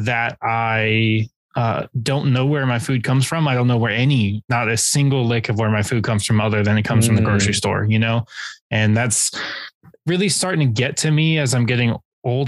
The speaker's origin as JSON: {"language": "English", "region": "California", "country": "United States", "tie": "born or raised there", "said": "growing up in California"}